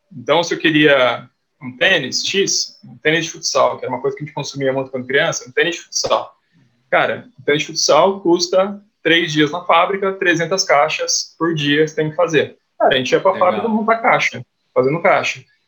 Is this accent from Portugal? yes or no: no; Guaxupé, Minas Gerais, Brazil; moved away; also born or lived in Ribeirão Preto; eu sou mineiro de nascença, sou de uma cidade bem pequenininha lá no sul de Minas, Guaxupé